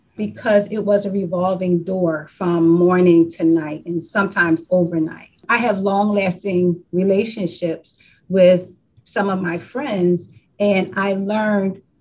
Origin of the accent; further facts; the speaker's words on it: Philadelphia, Pennsylvania, United States; also born or lived in Eastwick, Philadelphia / Roxborough, Philadelphia; I was born and raised in Southwest Philadelphia.